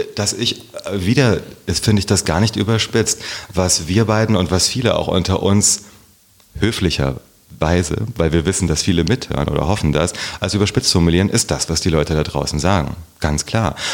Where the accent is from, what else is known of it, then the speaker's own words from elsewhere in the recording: Herborn, Hesse, Germany; moved away as an adult; also born or lived in Kassel / Passau / Berlin; now in Wiesbaden, Germany; in Herborn bin ich aufgewachsen